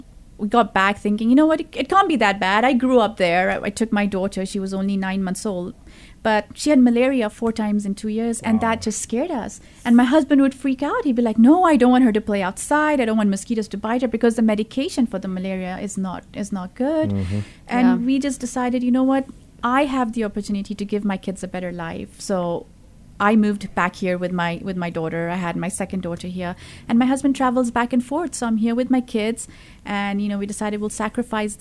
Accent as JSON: {"language": "English", "country": "Zambia", "tie": "born or raised there", "also_born_or_lived": "India", "moved": "as an adult", "lives_now": "Phoenix, United States", "said": "I grew up in Africa, in a small country called Zambia, which is in South Central Africa. It's a landlocked country. I was five when my parents moved there. So we grew up there."}